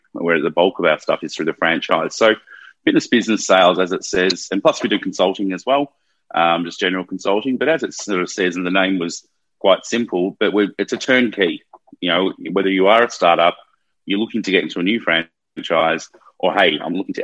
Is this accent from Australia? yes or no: yes; Melbourne, Victoria, Australia; moved away as an adult; now in Sydney, Australia; I'm from Melbourne originally, been in Sydney for just over 10 years